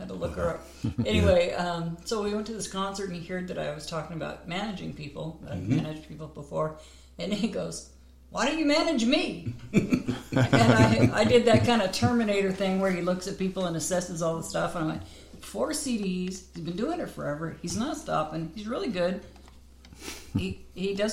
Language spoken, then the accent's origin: English; Oregon, United States; moved away; also born or lived in Los Angeles / Nashville; I grew up in Oregon, and then I moved to L.A. for the music business